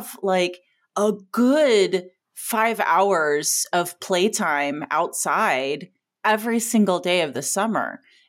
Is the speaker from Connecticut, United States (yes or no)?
no; Joshua Tree, California, United States; now in Arizona, United States; the desert I grew up in was a lot of retired people, so it wasn't snowbirds. They were 100% living there, like retired from LA usually and moved to Joshua Tree.